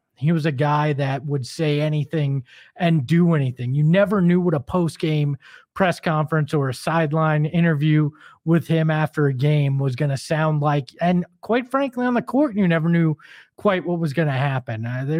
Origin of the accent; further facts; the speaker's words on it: Phoenix, Arizona, United States; I grew up here in Phoenix